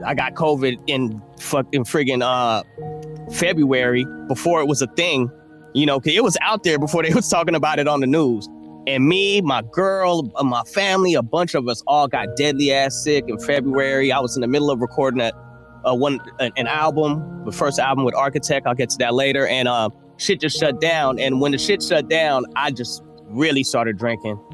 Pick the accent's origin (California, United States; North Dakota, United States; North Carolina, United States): California, United States; Oakland; I was growing up in Oakland